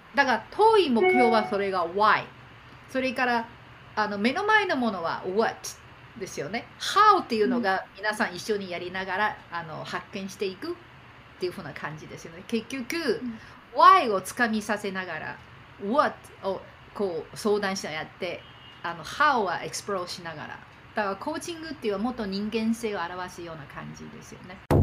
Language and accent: Japanese; Beijing, China; Japanese is a second language; moved away; also born or lived in Japan; 中国で生まれて